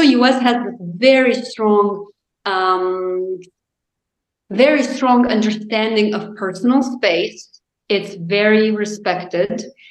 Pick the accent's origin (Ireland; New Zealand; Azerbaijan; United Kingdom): Azerbaijan; English is a second language; moved away as an adult; also born or lived in Chicago, United States / Washington, United States; now in United States; I'm from Azerbaijan